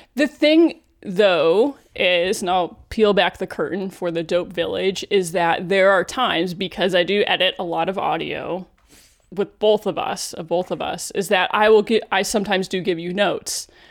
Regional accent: Cleveland, Ohio, United States; when I worked in local news in Cleveland, N B C affiliate, Channel three News, my hometown

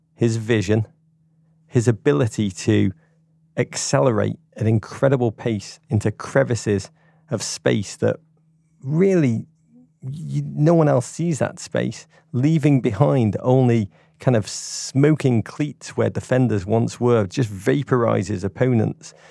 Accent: England, United Kingdom; as an Englishman

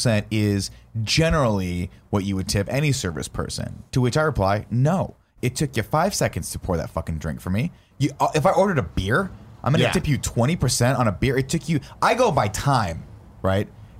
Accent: United States; I'm a dumb American.

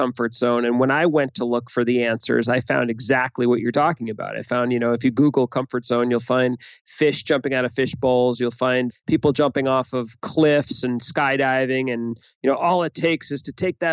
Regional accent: Boston, Massachusetts, United States; I'm from Boston.

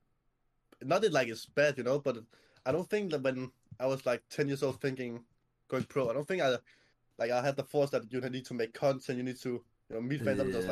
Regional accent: Denmark; 17 years old. I'm from Denmark

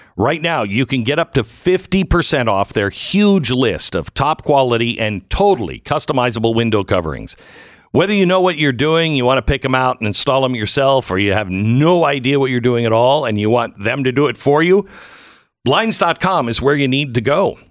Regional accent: Pacific Northwest, United States; now in Dallas, United States; I grew up in the Pacific Northwest where, you know, the temperatures are moderate

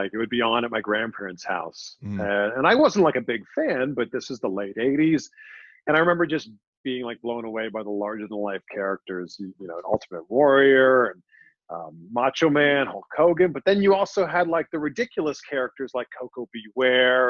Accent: Pickering, Ontario, Canada; moved away as an adult; also born or lived in Toronto, Canada / Cleveland, United States; now in Miami, United States; my actual hometown, which is Pickering, Ontario, just east of Toronto.

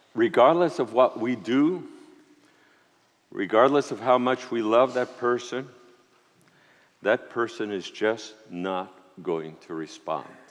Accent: New York City, New York, United States; also born or lived in Puerto Rico; I was born in Puerto Rico, grew up in New York City

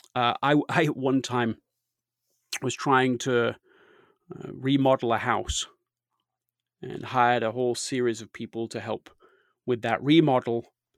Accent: Leeds, Yorkshire and the Humber, United Kingdom; I grew up in Leeds, England

